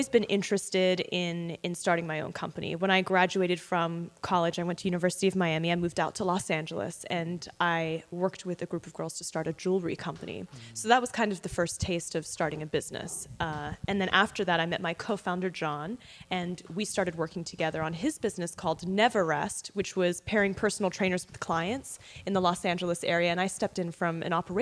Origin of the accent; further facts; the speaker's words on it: Australia; moved away as an adult; also born or lived in London; now in United States; I was born in London, raised in Australia